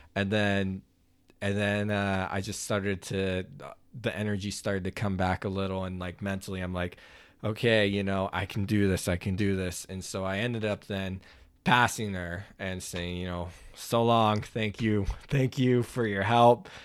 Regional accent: Oklahoma, United States; I grew up in Oklahoma

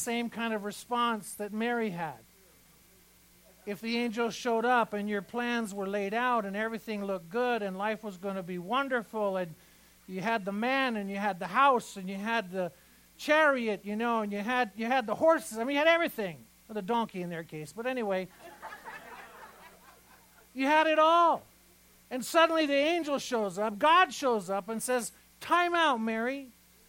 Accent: Iran; born or raised there; moved away

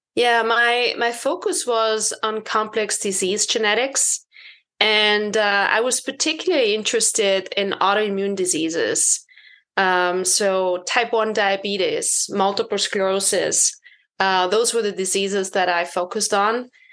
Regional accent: Austria; moved away as an adult; also born or lived in United Kingdom / Boston; I was born and bred in Austria

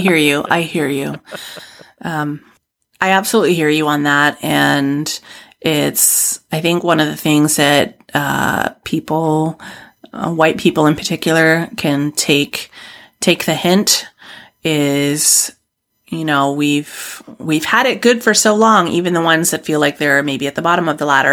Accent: Canada; a white woman from Canada

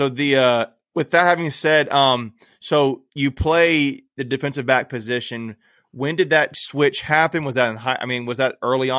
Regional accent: New Bern, North Carolina, United States; I was born in New Bern.

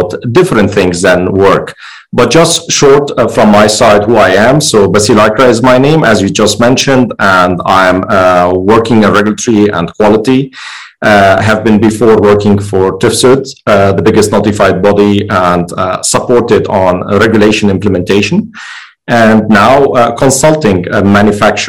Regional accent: Lebanon; moved away; also born or lived in Germany; I'm originally Lebanese. This is where I grew up.

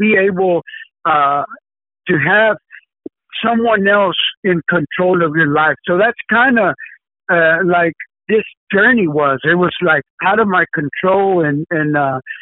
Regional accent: Dallas, Texas, United States; I am actually from Dallas, Texas

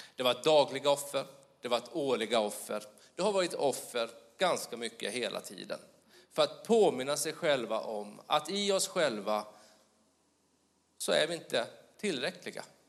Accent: Småland, Sweden; accent: Småland; min dialekt, Småland.

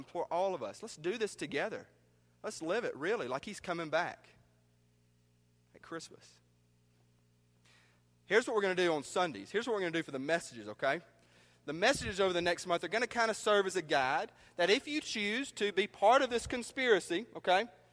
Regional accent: New Albany, United States; moved away; my hometown of New Albany

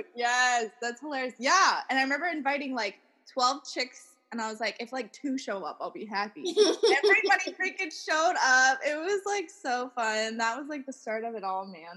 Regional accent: Minerva, Ohio, United States; moved away as an adult; now in Reno, United States; My hometown is in the middle of nowhere, United States, um, called Minerva, Ohio

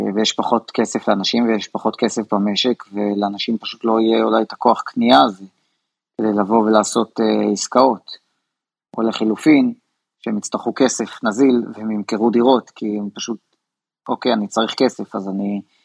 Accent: Israel; אנחנו ישראלים

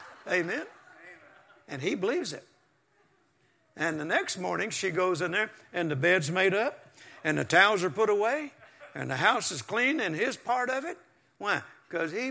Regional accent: Mississippi, United States; now in Texas, United States; I was born in Mississippi on a farm, and we didn't even have indoor plumbing until 1957

